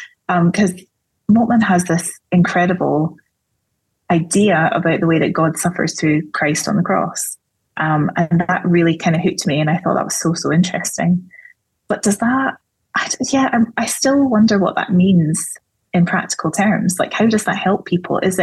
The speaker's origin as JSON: {"language": "English", "region": "Scotland", "country": "United Kingdom", "said": "I'm Scottish"}